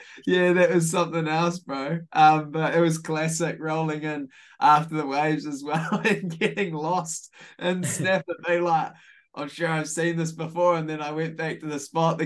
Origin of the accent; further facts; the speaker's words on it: Hawke's Bay, New Zealand; born and bred in Hawke's Bay, off a sheep and beef farm, 20 minutes south of Havelock North